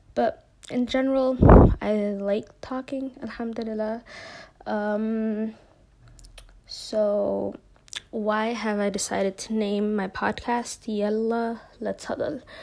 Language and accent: English; Minneapolis, Minnesota, United States; moved away as an adult; now in Jordan; I'm Somali American. I'm from Minneapolis